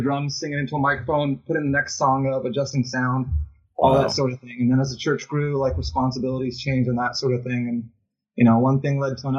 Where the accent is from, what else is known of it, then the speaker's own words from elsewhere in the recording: Fiji; moved away as an adult; also born or lived in Guam / Los Angeles; And I was raised in Fiji from about the time I was like 9 years old to 19. So we were missionaries over there, planted three churches, and spent a lot of my formative years and stuff in Fiji and whatnot.